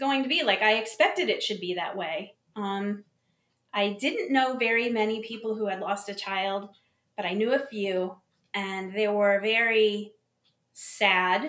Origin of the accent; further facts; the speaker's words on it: Connecticut, United States; also born or lived in Buffalo, New York; now in South Carolina, United States; I was born in Buffalo, New York, and grew up in Connecticut before I moved here to South Carolina.